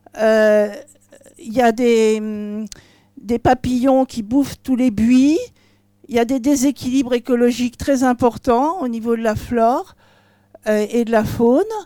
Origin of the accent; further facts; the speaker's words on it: Gers, Occitania, France; je viens du Gers